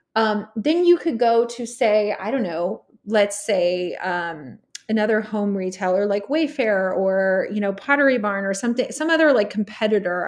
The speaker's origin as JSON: {"language": "English", "region": "Texas", "country": "United States", "tie": "born or raised there", "also_born_or_lived": "California / New York City", "moved": "as an adult", "said": "I grew up in Texas, born in California"}